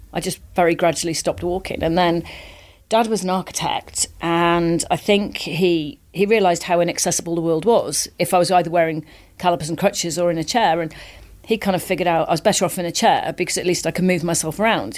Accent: Wales, United Kingdom; I grew up in Wales, and it was a very sporty family

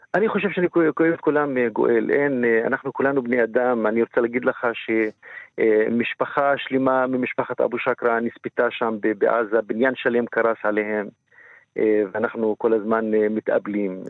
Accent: Israel; גם כפלסטיני וגם כערבי ישראלי

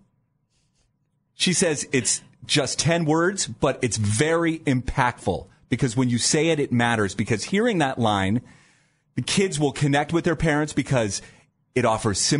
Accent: New Philadelphia, Ohio, United States; when I was growing up in the Dover, New Philadelphia area

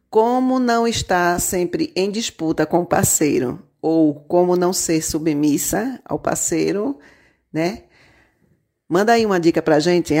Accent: Jaboatão dos Guararapes, Pernambuco, Brazil; sou aqui de Jaboatão dos Guararapes, Pernambuco

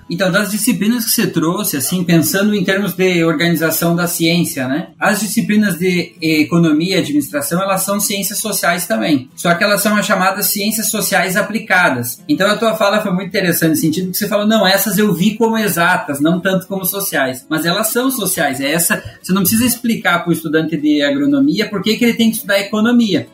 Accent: Videira, Santa Catarina, Brazil; sou natural de Videira, em Santa Catarina, fiz boa parte da, fiz toda a minha formação em Santa Catarina

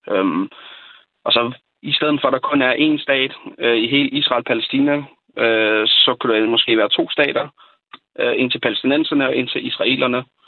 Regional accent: Falster, Zealand, Denmark; Jeg er selv fra Falster

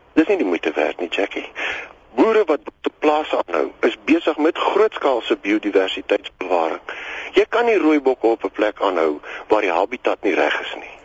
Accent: South Africa

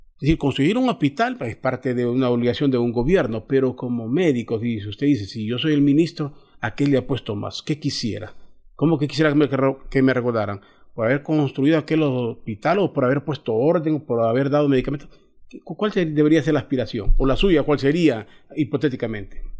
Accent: Honduras; todos somos hondureños

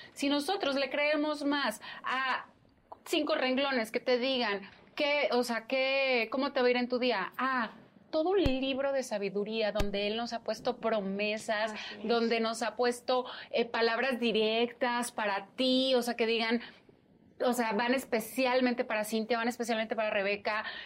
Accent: Sonora, Mexico; now in Mexico City, Mexico; no soy de México, yo soy de Sonora

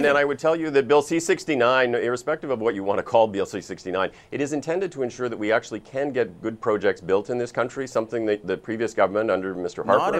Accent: Saskatchewan, Canada; I grew up in Saskatchewan. I went to university in Saskatchewan. I worked for the Premier of Saskatchewan. I did intergovernmental affairs for Saskatchewan.

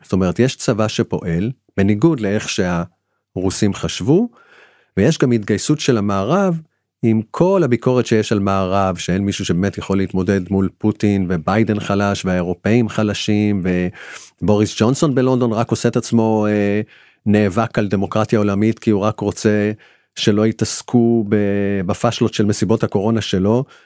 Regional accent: Israel

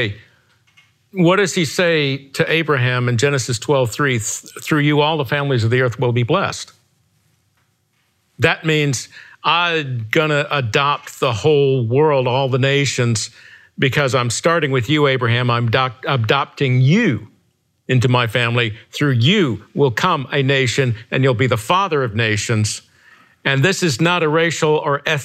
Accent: Alabama, United States; I am still from Alabama

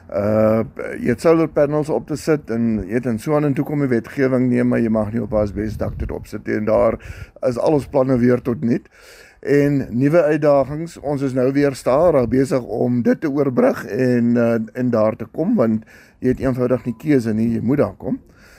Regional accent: South Africa; Ons hier in Suid-Afrika

